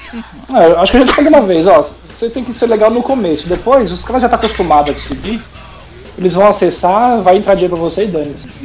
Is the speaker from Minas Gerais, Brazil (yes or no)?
no; São Paulo, Brazil; na varja da minha quebrada